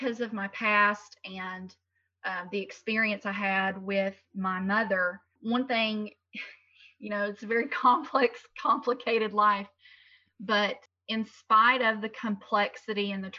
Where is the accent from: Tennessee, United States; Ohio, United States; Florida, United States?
Tennessee, United States; I've lived in Tennessee my entire life